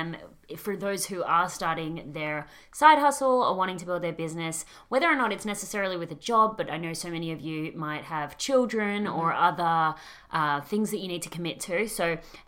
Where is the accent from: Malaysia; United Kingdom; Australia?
Australia; accent: Australian; my Australian accent